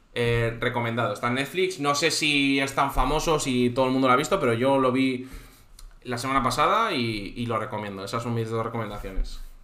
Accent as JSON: {"language": "Spanish", "region": "Cantabria", "country": "Spain", "moved": "yes", "lives_now": "Valencia, Spain", "said": "Yo soy de Cantabria, vivo en Valencia"}